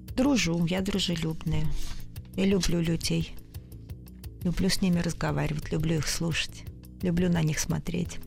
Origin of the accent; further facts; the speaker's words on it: Moscow, Russia; я москвичка, родилась в Москве